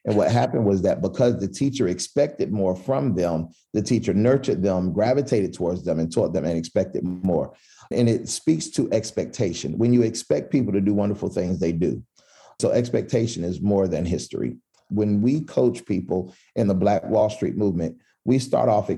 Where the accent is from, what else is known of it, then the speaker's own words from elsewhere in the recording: Philadelphia, Pennsylvania, United States; moved away as an adult; now in Asheville, United States; From Philadelphia. So I grew up in North Philly.